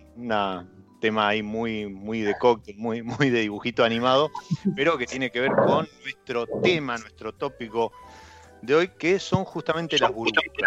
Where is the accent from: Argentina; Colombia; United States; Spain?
Argentina